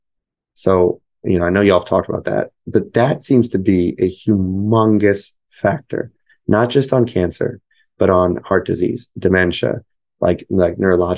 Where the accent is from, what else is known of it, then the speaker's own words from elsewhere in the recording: United States; I'm American. I was born here